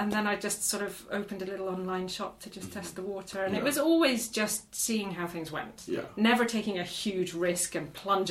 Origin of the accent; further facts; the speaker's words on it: Black Isle, north of Inverness, Scotland, United Kingdom; moved away as an adult; also born or lived in Glasgow / London; now in Aberdeen, United Kingdom; From the Black Isle, just north of Inverness.